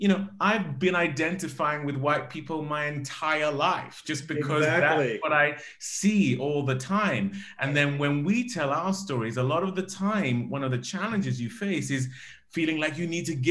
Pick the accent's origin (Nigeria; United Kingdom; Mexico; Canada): Nigeria; growing up in Nigeria